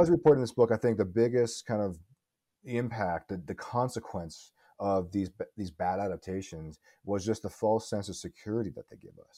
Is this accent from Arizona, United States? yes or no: yes; Tucson, Arizona, United States; also born or lived in Pittsburgh, Pennsylvania; But I grew up in Tucson. I spent, I spent most of my life in Tucson, Arizona.